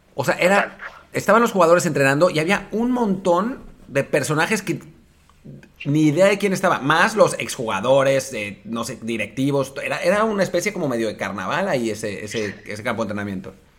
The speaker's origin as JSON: {"language": "Spanish", "country": "Mexico", "said": "yo le digo, de México"}